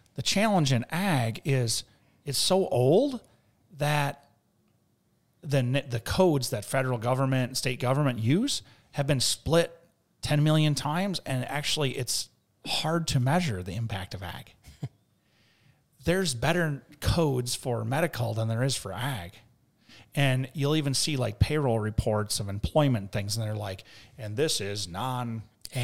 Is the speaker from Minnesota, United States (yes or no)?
yes; Mankato, Minnesota, United States; we're from, uh, Minnesota.